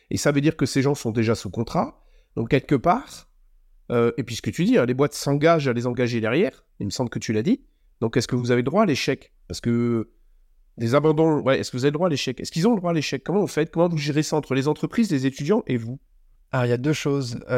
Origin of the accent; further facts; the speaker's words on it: Belgium; Je suis belge.